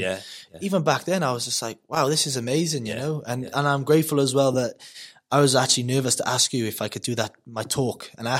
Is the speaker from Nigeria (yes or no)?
no; Wales, United Kingdom; I've never been so proud to be Welsh.